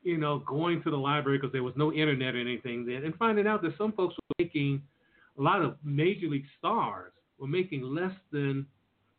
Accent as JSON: {"language": "English", "town": "Washington", "region": "District of Columbia", "country": "United States", "tie": "born or raised there", "said": "I was from Washington, D.C."}